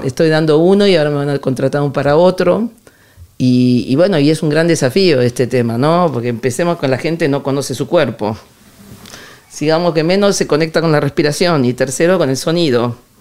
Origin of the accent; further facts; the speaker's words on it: Ciudad Jardín Lomas del Palomar, Buenos Aires Province, Argentina; now in San Lorenzo de El Escorial, Spain; yo sé de Ciudad Jardín Lomas del Palomar